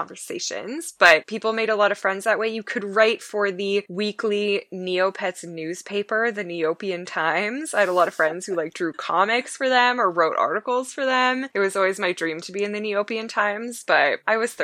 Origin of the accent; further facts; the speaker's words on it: Canada; I'm from Canada